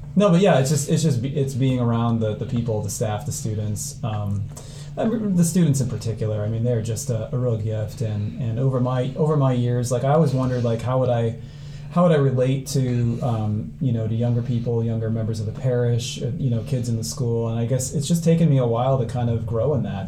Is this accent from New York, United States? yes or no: no; Cedar Rapids, Iowa, United States; I grew up here in Cedar Rapids, um, closer to Hiawatha, really